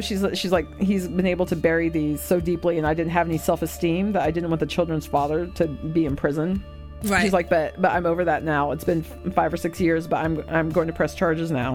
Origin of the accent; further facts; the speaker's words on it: United States; I'm American